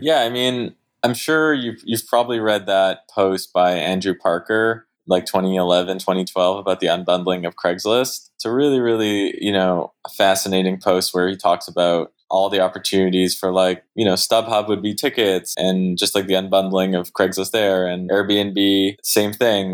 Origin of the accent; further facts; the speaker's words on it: Canada; also born or lived in Montreal; I am Canadian